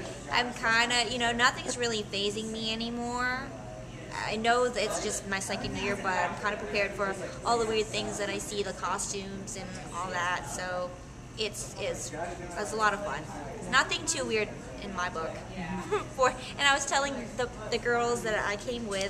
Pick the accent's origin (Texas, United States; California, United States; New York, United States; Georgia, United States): California, United States; San Diego; I'm from San Diego. I'm lucky enough to live in San Diego